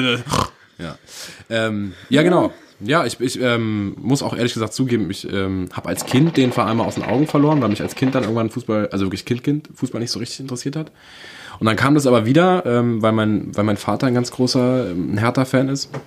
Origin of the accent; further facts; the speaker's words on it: Berlin, Germany; moved away; Ich bin ein richtiger waschechter Berliner Wohne aber schon ganz lange nicht mehr